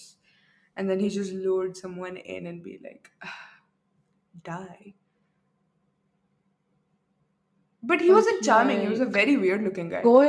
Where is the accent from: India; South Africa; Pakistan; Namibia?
India; accent: Arab; I'm not German. I'm very Indian. Though I have an Arab accent sometimes